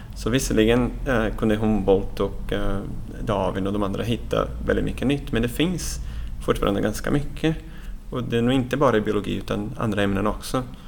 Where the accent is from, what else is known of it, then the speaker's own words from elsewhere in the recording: Brazil; now in Sweden; jag är själv från Brasilien så att jag är uppvuxen i det här fantastiska regnskogen som finns på Atlantkusten